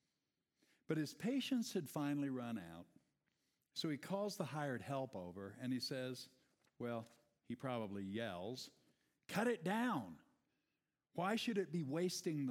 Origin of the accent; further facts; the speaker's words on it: Iowa, United States; I grew up in Iowa, son of a father who was practicing organic gardening before it was a thing